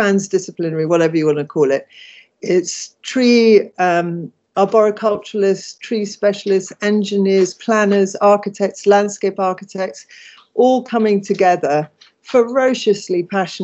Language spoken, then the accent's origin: English; London, United Kingdom; I'm born and bred in Islington